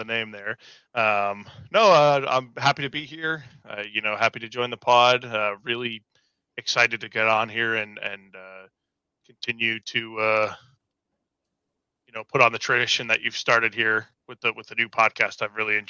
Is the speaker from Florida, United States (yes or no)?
no; Merrimack, New Hampshire, United States; I'm from Merrimack originally as well, so from, you know, the New England area